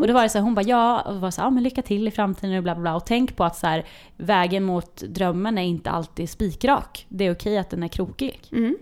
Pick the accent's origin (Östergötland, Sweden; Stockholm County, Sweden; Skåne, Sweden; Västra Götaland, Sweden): Östergötland, Sweden; Linköping; det fanns på två skolor i Linköping där jag växte upp